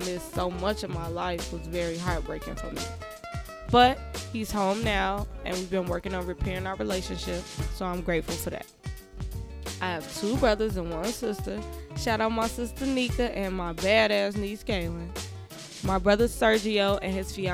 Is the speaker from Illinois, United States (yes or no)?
yes; Chicago, Illinois, United States; I'm from Chicago, Illinois, Southside, low end born and raised